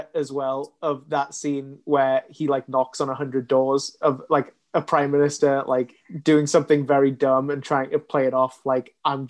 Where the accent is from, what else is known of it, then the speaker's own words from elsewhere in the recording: United Kingdom; I'm a very British boy